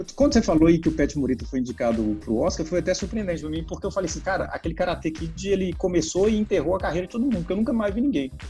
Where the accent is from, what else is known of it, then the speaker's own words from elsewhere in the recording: interior of Minas Gerais, Brazil; eu fui criado no interior do estado de Minas Gerais